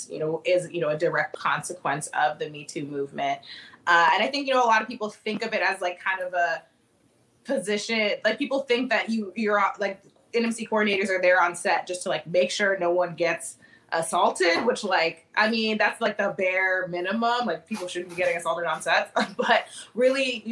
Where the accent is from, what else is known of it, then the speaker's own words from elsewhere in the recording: Annapolis, Maryland, United States; moved away as an adult; now in Chicago, United States; I've been in Chicago for the past 10 years, but I'm originally from Annapolis, Maryland